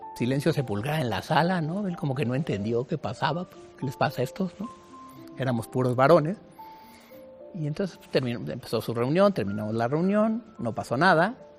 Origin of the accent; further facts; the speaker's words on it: Mexico City, Mexico; yo nací aquí en la Ciudad de México, tengo 55 años, de madre chapaneca y de padre tabasqueño, pero afincados aquí en la Ciudad de México